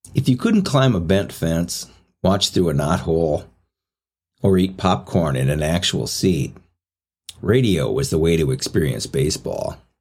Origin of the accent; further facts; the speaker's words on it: St. Paul, Minnesota, United States; St. Paul